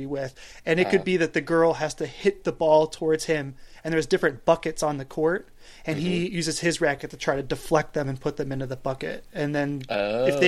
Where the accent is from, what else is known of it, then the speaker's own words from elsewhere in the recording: Buffalo, New York, United States; I'm from Buffalo.